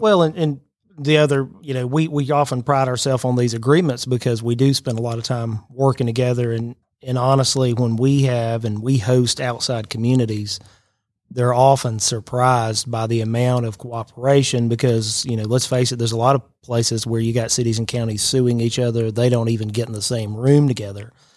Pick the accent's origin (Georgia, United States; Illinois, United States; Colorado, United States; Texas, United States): Georgia, United States; Chatsworth; moved away as an adult; now in Rome, United States; I grew up in Chatsworth, so my family's north of here, Chatsworth and Dalton.